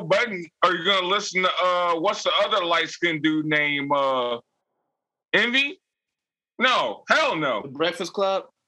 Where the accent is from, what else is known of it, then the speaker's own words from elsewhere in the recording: New Jersey, United States; I'm from Jersey